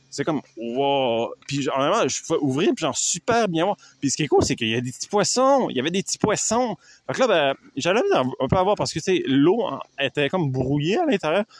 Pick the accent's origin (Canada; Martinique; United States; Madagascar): Canada; je suis Canadien.